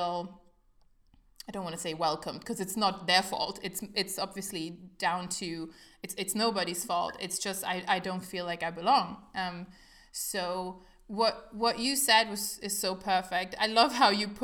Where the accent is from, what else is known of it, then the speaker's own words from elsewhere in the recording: Germany; English is a second language; also born or lived in Italy; I was born in Italy. I'm Italian. But my parents moved to Germany when I was one. So I grew up in Germany